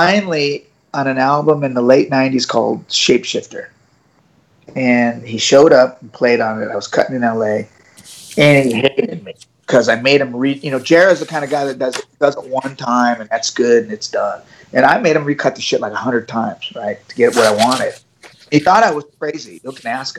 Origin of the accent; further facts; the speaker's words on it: San Diego, California, United States; I'm from San Diego.